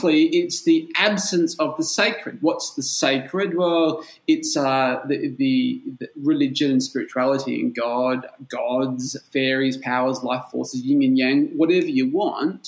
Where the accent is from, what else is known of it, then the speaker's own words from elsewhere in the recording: Perth, Western Australia, Australia; moved away as an adult; now in Bulgaria; I'm from Perth in Australia. That's on the West Coast